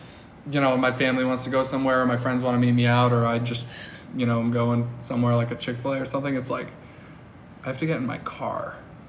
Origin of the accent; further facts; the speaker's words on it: Cleveland, Ohio, United States; moved away as an adult; now in San Francisco, United States; I'm from Cleveland, Ohio.